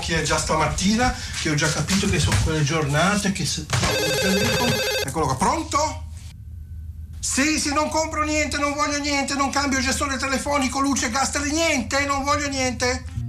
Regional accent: Genoa, Liguria, Italy; essendo genovesi

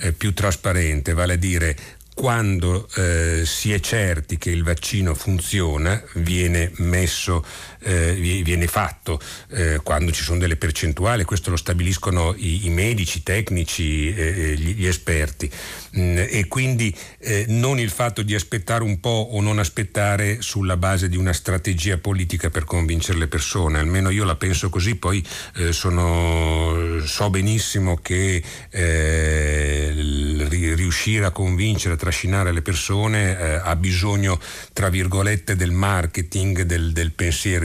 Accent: Italy

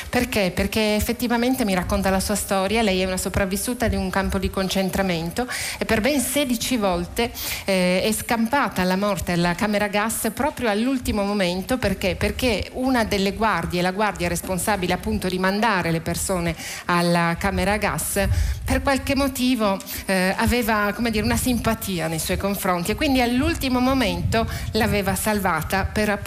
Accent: Germany; E poi comunque come tedesca io mi sentivo sicuramente eh, responsabile del fare i conti con il mio passato

